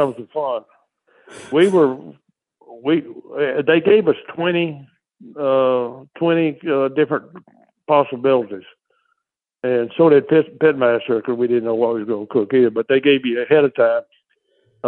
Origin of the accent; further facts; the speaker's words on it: Texas, United States; I grew up in Texas down here cooking whole chicken.